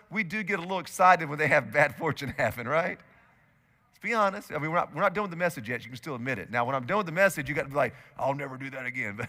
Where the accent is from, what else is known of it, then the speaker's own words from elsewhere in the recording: United States; as American Christians